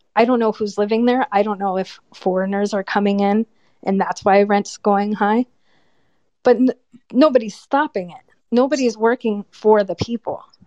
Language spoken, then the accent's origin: English; United States; moved away as an adult; also born or lived in California; now in Albania; Me as an American